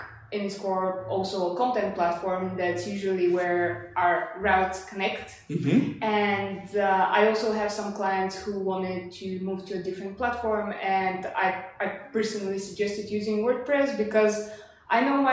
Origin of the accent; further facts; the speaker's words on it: Sofia, Sofia City, Bulgaria; English is a second language; also born or lived in Leeds / Leeuwarden; From Bulgaria. I'm originally from Sofia. I lived there most of my life